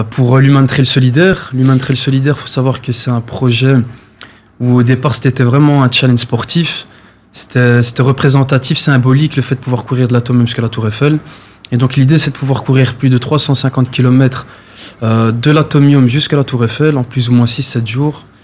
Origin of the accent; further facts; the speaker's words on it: Brussels, Brussels-Capital Region, Belgium; donc moi, en résumé, donc voilà … 25 ans, je viens de Bruxelles dans la commune de Molenbeek.